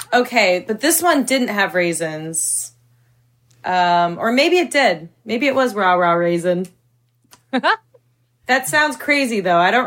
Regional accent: Northern Virginia, United States; I'm from Northern Virginia.

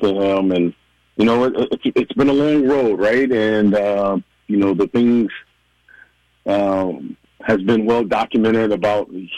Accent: Midwest, United States; growing up in the Midwest

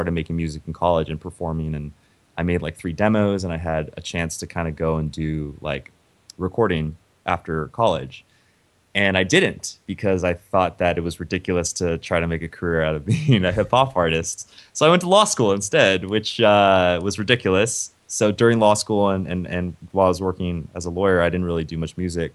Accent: Memphis, Tennessee, United States; moved away; also born or lived in Ohio; I grew up in Memphis

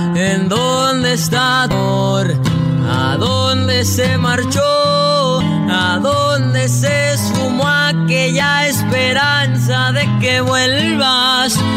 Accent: California, United States; also born or lived in Aguascalientes, Mexico; soy nacido en Aguascalientes, México, pero criado aquí en California

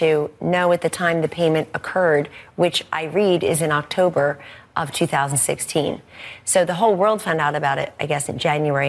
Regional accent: United States; moved away; the people you and I grew up with outside of Philadelphia

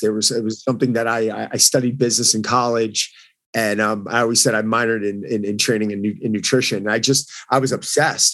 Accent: New York, United States; I'm from New York

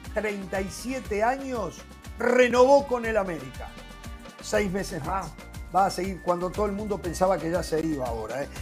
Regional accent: Uruguay

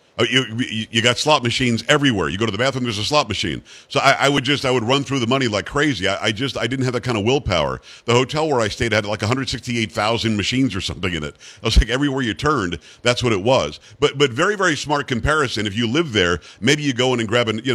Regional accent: South Florida, United States; I grew up in South Florida

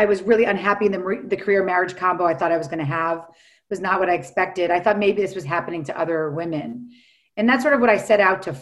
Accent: New York City, New York, United States; now in Los Angeles, United States; I live in Los Angeles now, even though I'm from New York City.

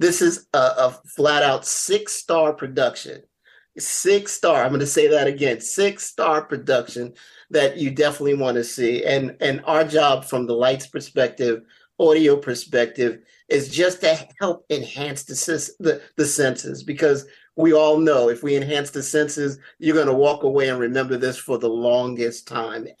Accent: New York, United States; now in Pacific Northwest, United States; I'm originally from New York

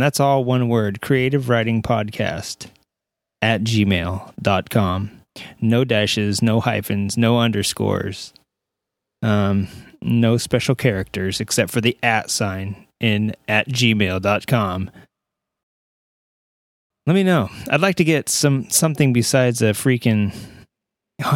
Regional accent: Southern California, United States; I'm from Southern California

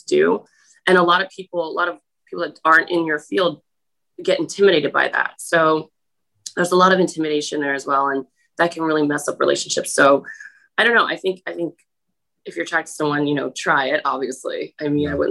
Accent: New Jersey, United States; I'm from New Jersey

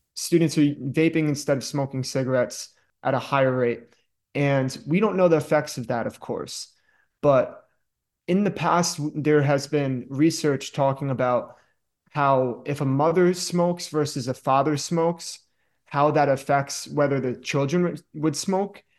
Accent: Danbury, Connecticut, United States; also born or lived in upstate New York; I'm from Danbury, Connecticut. I love it here. That's why I'm back.

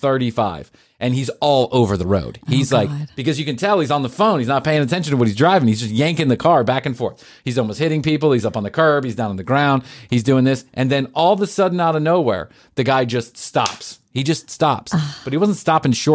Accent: Atlanta, Georgia, United States; I grew up in Atlanta

